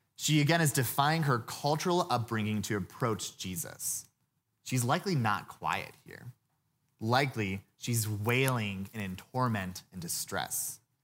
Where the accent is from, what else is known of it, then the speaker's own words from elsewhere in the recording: Louisville, Kentucky, United States; now in Colorado, United States; I grew up in Louisville